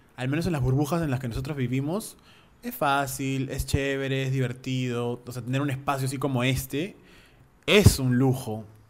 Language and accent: Spanish; Peru; also born or lived in United States; yo soy peruano